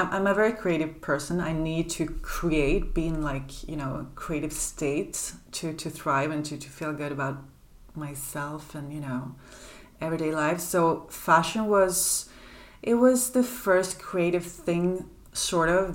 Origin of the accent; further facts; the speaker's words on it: Sweden; now in Paris, France; I grew up in Sweden